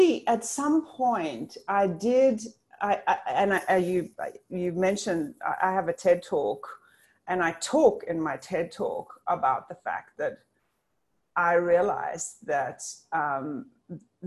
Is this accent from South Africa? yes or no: yes; South Africa; moved away; I'm South African originally